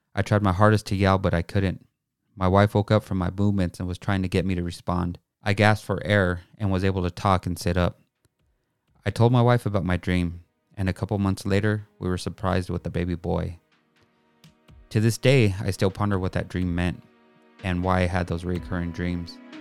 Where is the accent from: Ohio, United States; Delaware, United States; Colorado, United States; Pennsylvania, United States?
Colorado, United States; Pueblo; I grew up on East thirteenth and Pueblo, Colorado